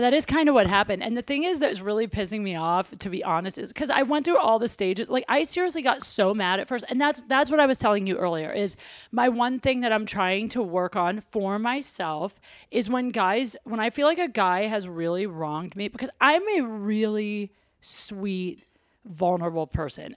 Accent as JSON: {"language": "English", "region": "Ohio", "country": "United States", "said": "I'm from Ohio."}